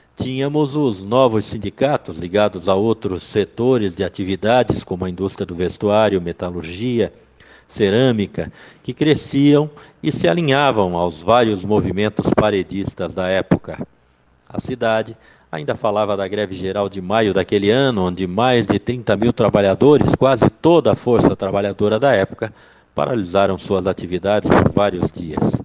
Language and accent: Portuguese; Pescaria Brava, Santa Catarina, Brazil; moved away as an adult; now in Criciúma, Brazil; queria trabalhar em Laguna, que já pertencia à grande pescaria brava, minha terra natal